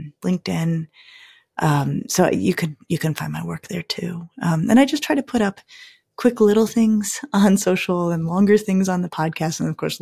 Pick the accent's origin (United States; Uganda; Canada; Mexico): United States; Colorado; I'm from Colorado